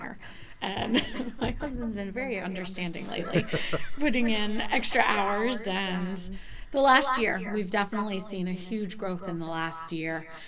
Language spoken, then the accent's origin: English; Kentucky, United States; moved away as an adult; now in Peterborough, United States; I grew up in Kentucky